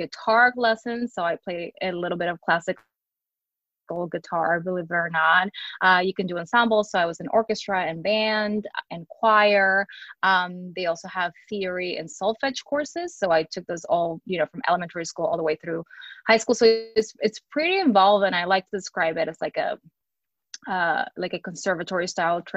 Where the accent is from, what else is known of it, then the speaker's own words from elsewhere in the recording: Ponce, Puerto Rico; moved away as an adult; also born or lived in Hawaii; now in Wheeling, United States; I am originally from Ponce, Puerto Rico, and I currently live in Wheeling, West Virginia.